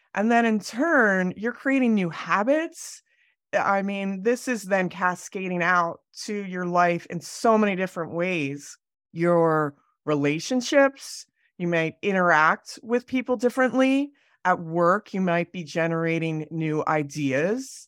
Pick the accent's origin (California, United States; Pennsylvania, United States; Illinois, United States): Pennsylvania, United States; moved away as an adult; also born or lived in Delaware / New York City; now in Jackson Hole, United States; I grew up in Pennsylvania